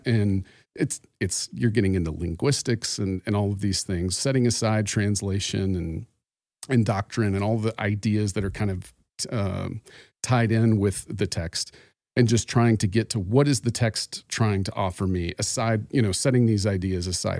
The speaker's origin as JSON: {"language": "English", "town": "Phoenix", "region": "Arizona", "country": "United States", "said": "I am from Phoenix, Arizona"}